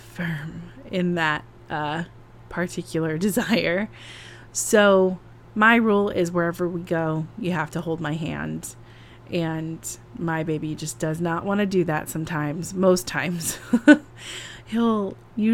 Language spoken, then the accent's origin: English; California, United States; now in New York City, United States; I'm from California